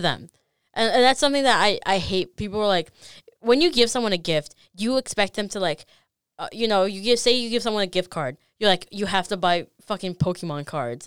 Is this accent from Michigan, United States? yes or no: no; Chicago, Illinois, United States; I was born in Chicago